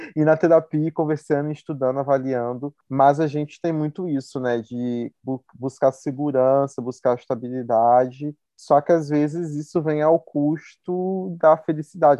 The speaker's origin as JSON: {"language": "Portuguese", "town": "Campos dos Goytacazes", "region": "Rio de Janeiro", "country": "Brazil", "moved": "as an adult", "lives_now": "Belo Horizonte, Brazil", "said": "eu sou de Campos do no Rio"}